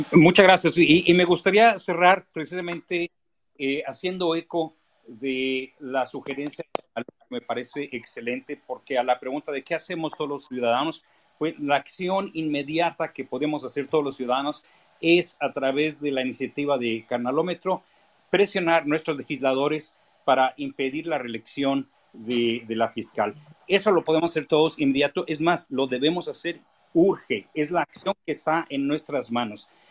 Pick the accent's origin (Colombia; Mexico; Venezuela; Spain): Mexico; Benito Juárez, Mexico City; yo nací en la, en la Benito Juárez, crecí en la Benito Juárez